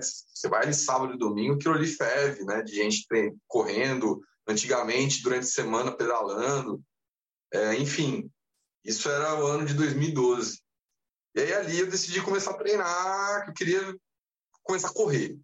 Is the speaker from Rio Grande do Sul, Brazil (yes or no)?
no; Taubaté, São Paulo, Brazil; moved away as an adult; also born or lived in Rio de Janeiro; não nasci em Taubaté, mas fui criado até os 18 anos. Eu morei em Taubaté, no interior de São Paulo